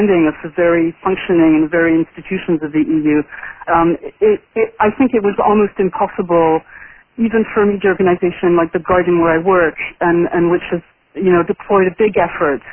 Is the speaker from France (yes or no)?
yes; France; moved away; I grew up in France, and in the 80s and in the 90s